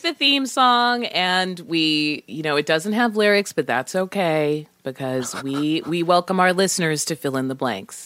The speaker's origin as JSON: {"language": "English", "town": "Boston", "region": "Massachusetts", "country": "United States", "said": "I'm from Boston"}